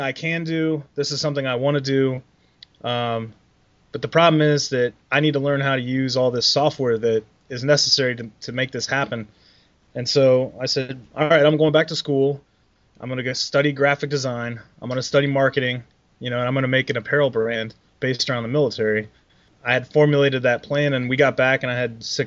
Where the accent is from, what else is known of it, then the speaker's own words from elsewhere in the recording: Columbus, Ohio, United States; also born or lived in Germany; I'm from Columbus, Ohio, and I'm back here now.